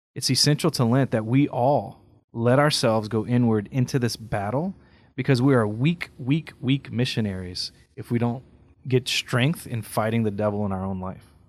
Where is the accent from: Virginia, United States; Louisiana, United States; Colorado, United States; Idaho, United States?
Louisiana, United States; Carencro; in my hometown, Karen Crowe, there's a school she founded